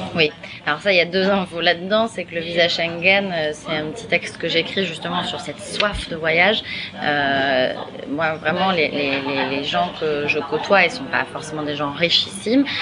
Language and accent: French; France; quand on est française